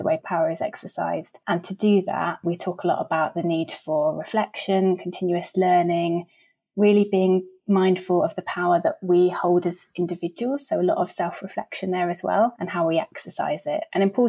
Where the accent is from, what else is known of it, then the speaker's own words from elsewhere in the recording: just outside Brighton, Sussex, South East England, United Kingdom; I grew up just outside Brighton and I left Sussex when I was 18 to go to university, but came back about 5 years ago